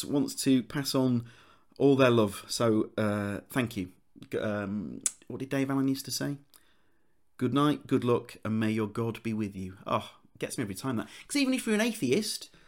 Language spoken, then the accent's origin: English; Leeds, Yorkshire and the Humber, United Kingdom; accent: Leeds; my Leeds accent